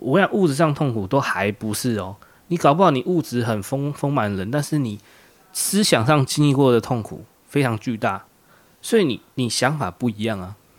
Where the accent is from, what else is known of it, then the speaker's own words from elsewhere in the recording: Taiwan; 我们台湾人